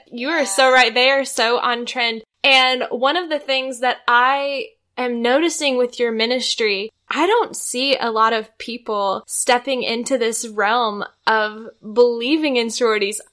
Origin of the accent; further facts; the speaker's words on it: outside the University of Missouri, United States; I grew up outside the University of Missouri